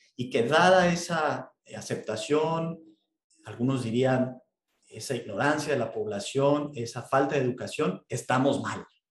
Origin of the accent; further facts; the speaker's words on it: Mexico; nuestro presidente